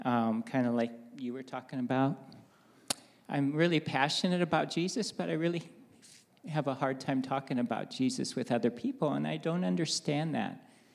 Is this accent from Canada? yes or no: no; Costa Rica; also born or lived in Navajo Nation, United States; Spent time growing up in Costa Rica, my wife in Japan a little bit, and we spent 10 years on the Navajo Nation raising our kids there.